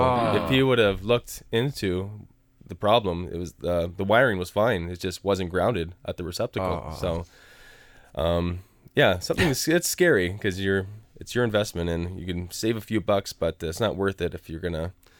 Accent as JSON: {"language": "English", "region": "East of England", "country": "United Kingdom", "said": "I'm from Essex."}